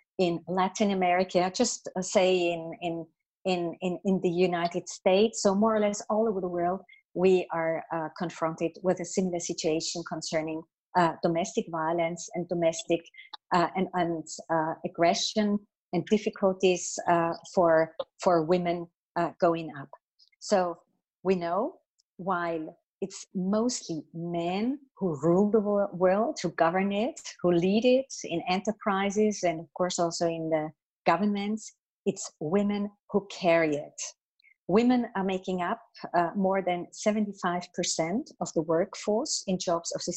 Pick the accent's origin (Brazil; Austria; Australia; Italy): Austria; In my home country, in Austria